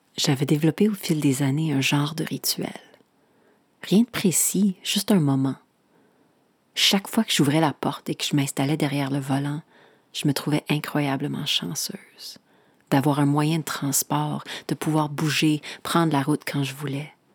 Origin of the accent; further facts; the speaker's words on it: Saskatchewan, Canada; now in Montreal, Canada; chez nous en Saskatchewan